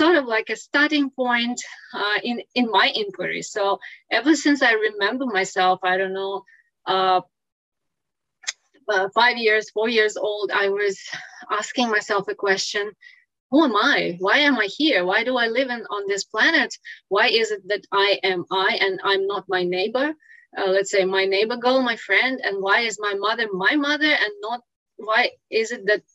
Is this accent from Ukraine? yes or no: yes; Ukraine; English is a second language; moved away as an adult; now in Singapore; I was born in Ukraine